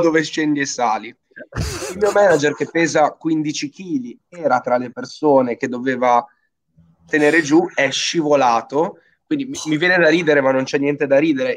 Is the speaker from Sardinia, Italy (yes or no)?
no; Genoa, Liguria, Italy; io sono genovese